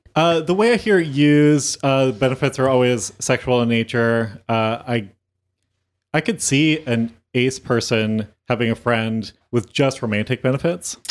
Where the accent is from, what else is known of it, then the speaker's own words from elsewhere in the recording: Modesto, California, United States; now in Los Angeles, United States; my hometown